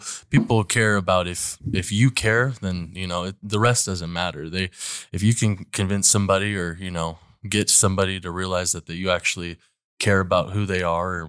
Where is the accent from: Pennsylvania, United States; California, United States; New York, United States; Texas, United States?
California, United States; Fresno; I'm from Fresno, California. I moved here probably a year and a half ago.